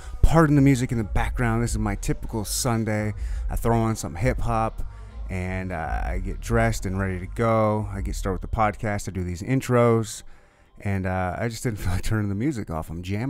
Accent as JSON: {"language": "English", "region": "Michigan", "country": "United States", "tie": "born or raised there", "said": "And we would have, and I grew up in Michigan, and we would have family reunions every summer"}